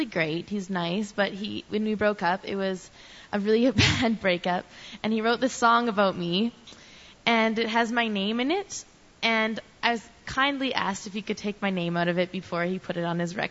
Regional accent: Edmonton, Alberta, Canada; I'm from Edmonton, and I've been born and raised here my whole life

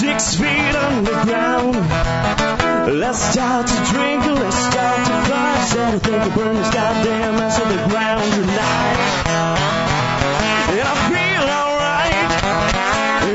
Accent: Ontario, Canada; moved away; I'm not from here originally. I'm from Ontario, and I go home

